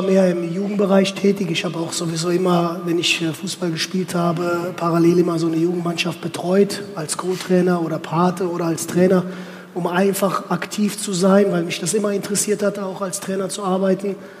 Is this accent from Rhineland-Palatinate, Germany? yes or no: yes; Westerwald, Rhineland-Palatinate, Germany; moved away as an adult; also born or lived in Turkey / Cologne; now in Oldenburg, Germany; ich bin im Westerwald groß geworden